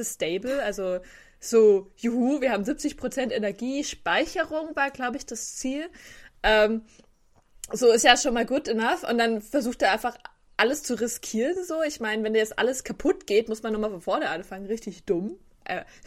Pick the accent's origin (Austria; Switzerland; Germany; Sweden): Germany; ich als Deutscher